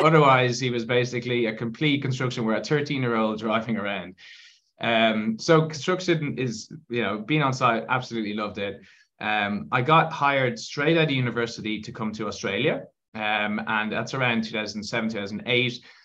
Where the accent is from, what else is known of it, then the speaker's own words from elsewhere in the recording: Ireland; you can probably tell from my accent that um, I am I'm from Ireland